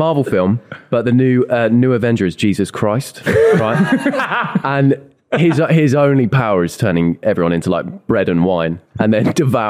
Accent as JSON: {"language": "English", "town": "Crawley", "region": "South East England", "country": "United Kingdom", "also_born_or_lived": "Redhill", "said": "I'm from Crawley originally."}